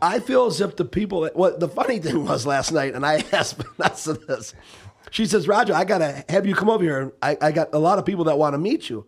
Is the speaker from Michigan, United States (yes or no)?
yes; Detroit, Michigan, United States; born or raised there